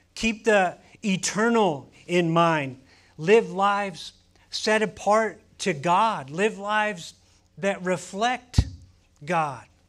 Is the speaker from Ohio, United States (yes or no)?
yes; Ohio, United States; now in Arizona, United States; we grew up in Ohio